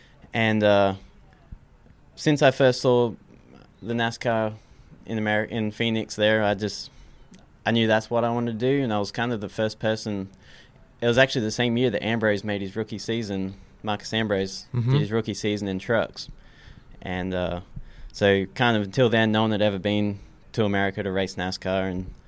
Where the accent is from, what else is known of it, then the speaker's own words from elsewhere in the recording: Australia; I was born and raised in Australia, a small country town in Australia.